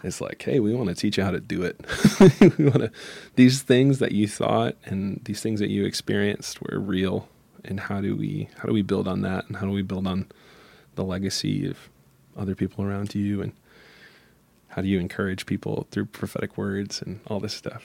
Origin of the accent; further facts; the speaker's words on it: Michigan, United States; I'm from Michigan, and where the little town I'm from is, um, has a lot of different worlds in it, but it still is, you know, twenty thousand people